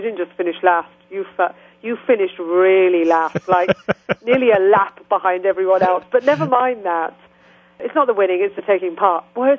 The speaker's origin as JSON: {"language": "English", "region": "England", "country": "United Kingdom", "accent": "English", "said": "And I said, oh, I'm from England. And she said, oh, but you have a proper English accent."}